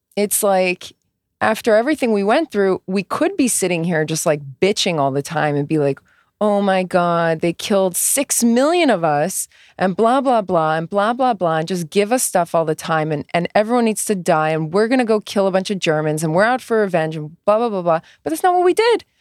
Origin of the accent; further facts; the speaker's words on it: United States; I'm First American born